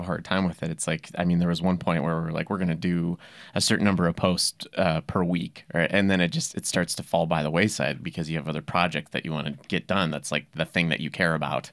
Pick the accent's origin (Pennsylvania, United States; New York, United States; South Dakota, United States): South Dakota, United States; Yankton; I grew up in Yankton, South Dakota